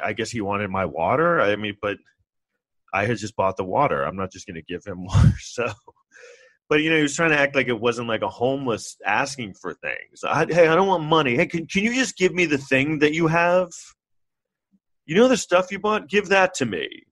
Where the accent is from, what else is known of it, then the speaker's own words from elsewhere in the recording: New York City, New York, United States; I grew up in New York